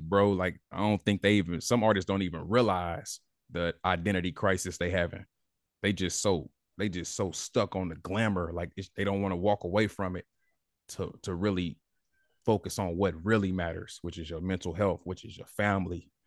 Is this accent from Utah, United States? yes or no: no; Indianapolis, Indiana, United States; growing up in Indianapolis, you ain't got no choice but to be hungry